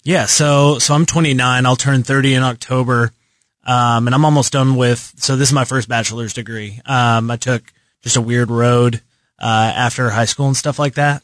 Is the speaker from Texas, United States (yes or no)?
yes; Lubbock, Texas, United States; moved away as an adult; now in Kansas City, United States; I've been here for like the last seven years, but I grew up in Texas.